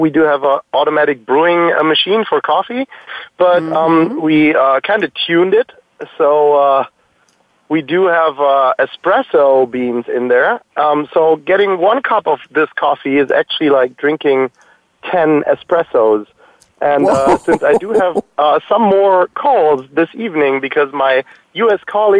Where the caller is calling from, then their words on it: Würzburg, Bavaria, Germany; I'm calling in from Würzburg, Germany, actually from the Itissimo headquarters.